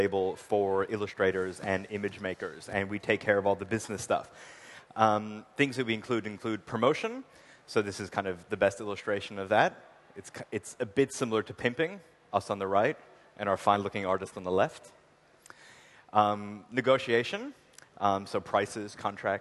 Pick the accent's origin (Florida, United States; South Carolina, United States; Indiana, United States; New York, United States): New York, United States; Long Island; I'm originally from Long Island, New York